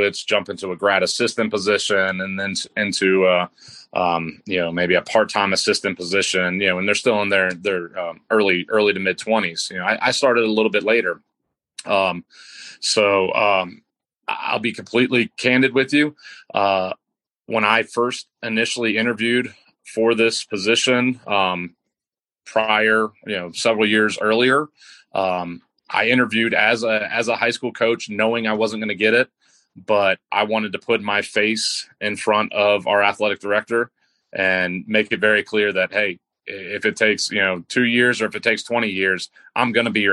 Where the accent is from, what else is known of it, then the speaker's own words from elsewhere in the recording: United States; moved away as an adult; now in Banner Elk, United States; I grew up right outside Washington, D.C., in the Beltway